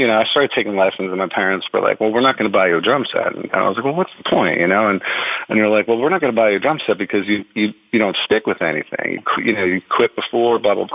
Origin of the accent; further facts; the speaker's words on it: New Jersey, United States; moved away; I'm from New Jersey originally. I basically grew up in the armpit just across from Staten Island.